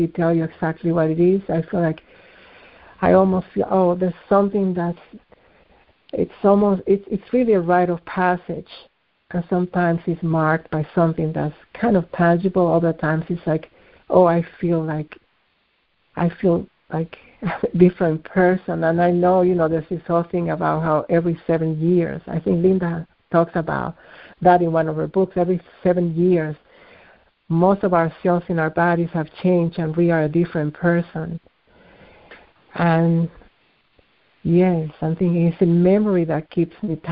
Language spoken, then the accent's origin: English; Dominican Republic; moved away; also born or lived in Lebanon; Some of my family is from Lebanon, although I was born in the Dominican Republic